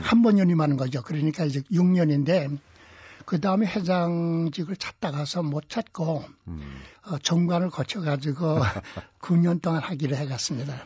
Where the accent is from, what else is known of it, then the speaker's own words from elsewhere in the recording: Sincheon, South Hwanghae, North Korea; now in South Korea; 그 이북에서 일제하에서 자랐고